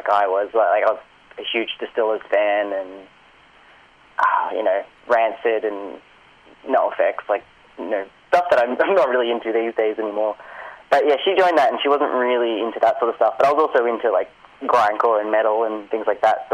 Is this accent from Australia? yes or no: yes; Pakenham, Victoria, Australia; I grew up out in Pakenham, so, like an hour and 20 train ride